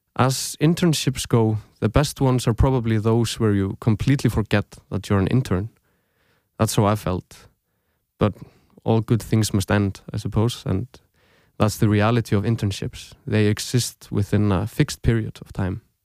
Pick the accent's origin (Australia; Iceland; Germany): Iceland; Reykjavík, Capital Region; moved away as an adult; also born or lived in Aarhus, Denmark; now in Denmark; I grew up in Reykjavík, Iceland. I lived there most of my life